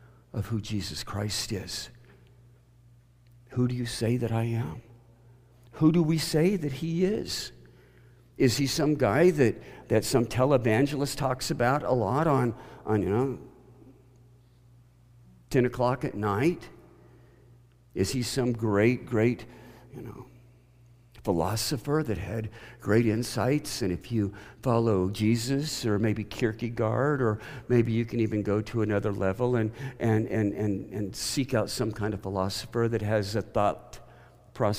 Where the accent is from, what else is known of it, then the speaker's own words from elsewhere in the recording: the Bible Belt, United States; I grew up in the Bible Belt